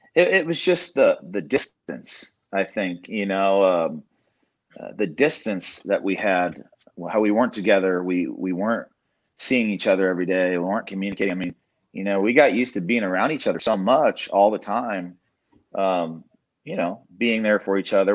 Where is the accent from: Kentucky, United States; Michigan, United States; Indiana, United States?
Indiana, United States; now in Dallas-Fort Worth, United States; I grew up in Indiana